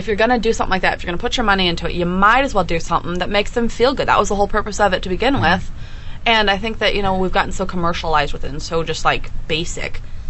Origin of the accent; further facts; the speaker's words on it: California, United States; moved away; Sorry, I'm from California.